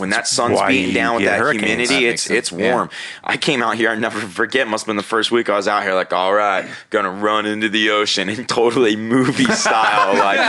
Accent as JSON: {"language": "English", "town": "Cape May", "region": "New Jersey", "country": "United States", "tie": "born or raised there", "moved": "yes", "lives_now": "California, United States", "said": "I grew up in Cape May where big surfing town"}